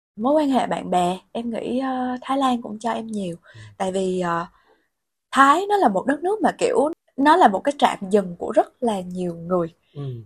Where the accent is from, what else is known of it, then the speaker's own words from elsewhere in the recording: Vietnam; moved away as an adult; also born or lived in Bangkok, Thailand; em là người Việt Nam